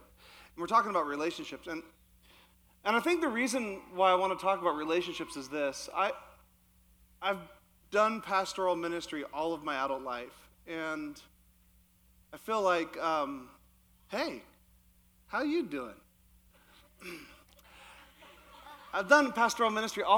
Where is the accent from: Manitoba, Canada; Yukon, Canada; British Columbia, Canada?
Yukon, Canada; moved away; I actually grew up in the Yukon, which is not Alaska. It's actually in Canada.